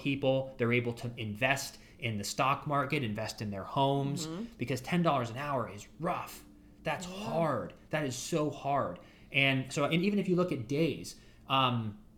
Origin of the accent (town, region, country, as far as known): Ashtabula, Ohio, United States; born or raised there